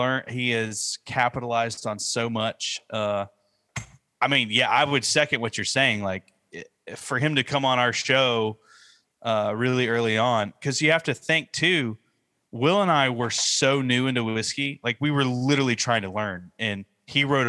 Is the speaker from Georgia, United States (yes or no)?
yes; Northeast Georgia, United States; I'm from Northeast Georgia.